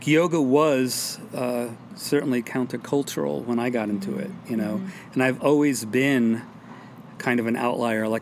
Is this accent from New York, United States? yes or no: yes; New York City, New York, United States; moved away as an adult; also born or lived in Brooklyn / Hudson Valley / Oregon; now in Tucson, United States; I'm a New Yorker, and that I will always be.